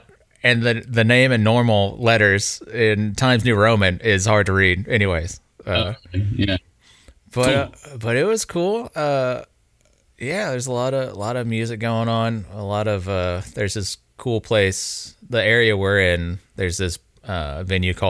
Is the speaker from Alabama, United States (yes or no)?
yes; Mobile, Alabama, United States; now in Birmingham, United States; Yeah, I grew up in Mobile, Alabama, and then my girlfriend and I recently moved to Birmingham